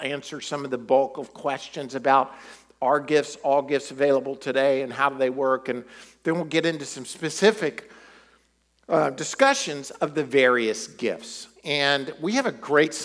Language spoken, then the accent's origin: English; United States; we're American